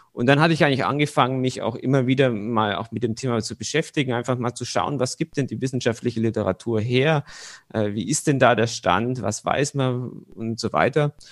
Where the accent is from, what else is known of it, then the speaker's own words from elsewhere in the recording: Bavarian Swabia, Germany; moved away as an adult; also born or lived in Bayreuth; in meinem Heimatdorf, wo ich aufgewachsen bin, das ist in Bayerisch-Schwaben